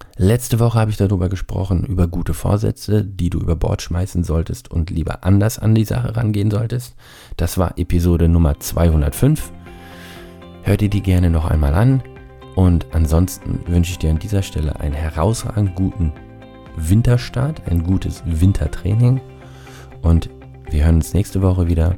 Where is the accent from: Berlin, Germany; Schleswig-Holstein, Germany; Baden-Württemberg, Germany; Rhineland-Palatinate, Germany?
Baden-Württemberg, Germany; Rhine-Neckar region; ich bin ja aus der Rhein-Neckar-Region hier, also Heidelberg, Mannheim, so die Gegend